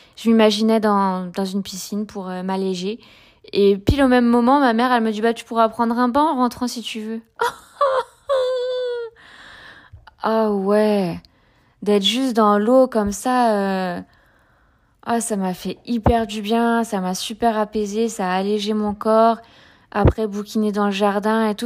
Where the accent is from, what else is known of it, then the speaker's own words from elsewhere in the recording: France; moved away; also born or lived in Provence-Alpes-Côte d'Azur; j'ai grandi près de la Manche où il y a des, des marées avec des coefficients importants